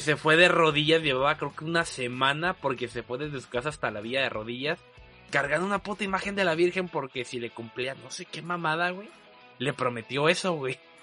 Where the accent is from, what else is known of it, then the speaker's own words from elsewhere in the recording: Veracruz, Mexico; los que crecieron aquí